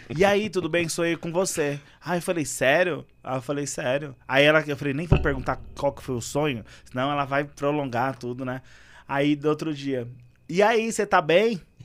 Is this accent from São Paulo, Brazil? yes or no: yes; São Paulo, Brazil; eu gosto da minha comunidade, eu nascido e criado ali